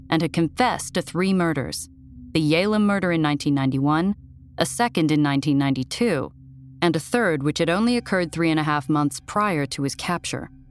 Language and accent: English; New York, United States; I'd never lived anywhere except my home state of New York